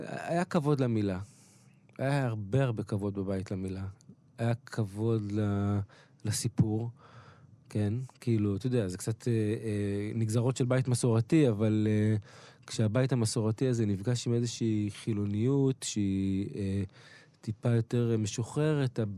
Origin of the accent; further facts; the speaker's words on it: Kiryat Yam, Haifa District, Israel; also born or lived in Beersheba; נולדתי בבאר שבע, כן. בגיל חמש עברנו לקריית ים